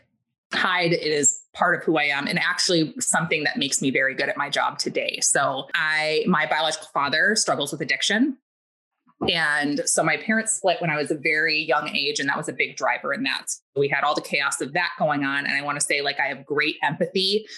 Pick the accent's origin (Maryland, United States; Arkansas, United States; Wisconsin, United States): Wisconsin, United States; Milwaukee; I was raised in Milwaukee, Wisconsin, like right in the center of the city.